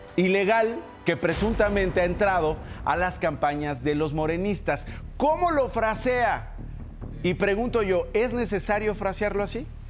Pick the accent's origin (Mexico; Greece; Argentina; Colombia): Mexico; como mexicanos en un momento terrible que estamos viviendo en el país